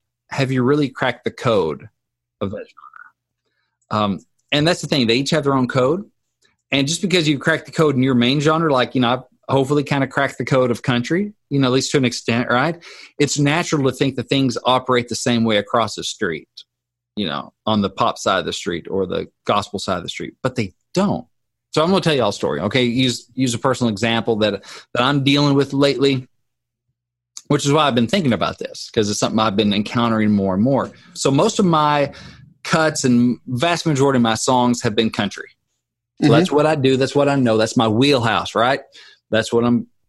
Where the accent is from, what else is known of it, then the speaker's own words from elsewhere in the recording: Arkansas, United States; I'm from Arkansas